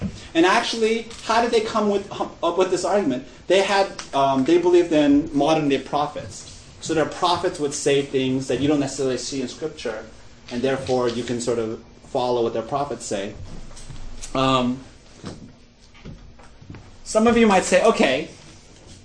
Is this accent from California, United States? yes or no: yes; Glendale, California, United States; I grew up in Glendale. Glendale is the highest concentration of Armenians outside of Armenia.